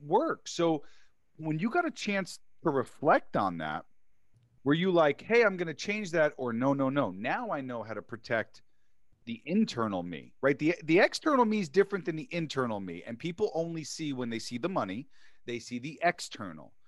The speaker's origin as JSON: {"language": "English", "town": "New York City", "region": "New York", "country": "United States", "tie": "born or raised there", "said": "I grew up in New York City"}